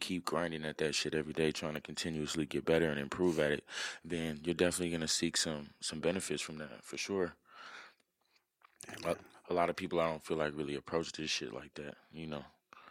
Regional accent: Minneapolis, Minnesota, United States; also born or lived in Jamaica; now in Tucson, United States; I was born here in Tucson. We lived here for probably like a year or two. We moved to Jamaica for a little bit, and then we moved to Minneapolis, and that's where I grew up.

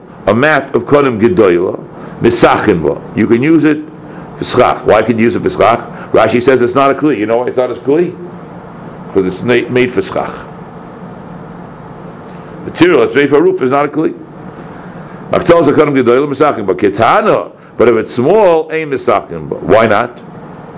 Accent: Brookline, Massachusetts, United States; we were growing up in Brookline

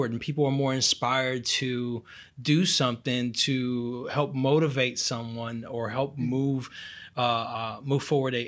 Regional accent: Brazil; moved away; I'm from Brazil

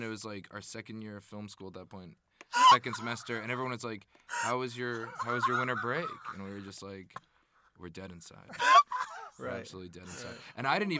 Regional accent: Pennsylvania, United States; now in New York City, United States; I'm from Pennsylvania.

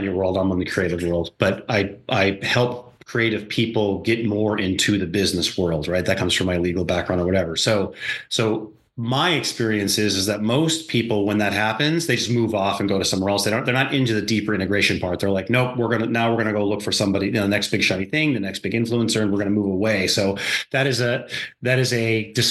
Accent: North Dakota, United States; now in Virginia Beach, United States; I grew up in North Dakota

